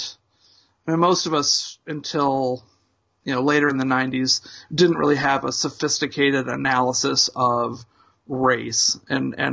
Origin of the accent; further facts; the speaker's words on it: Indianapolis, Indiana, United States; two grown-up hardcore punks, longtime journalists, and longtime friends born and bred in Indianapolis, Indiana.